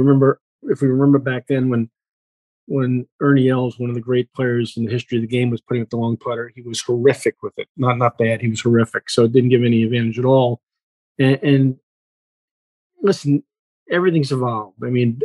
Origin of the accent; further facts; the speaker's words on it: Northeast, United States; I grew up in the Northeast on golf courses like Winfoot and Westchester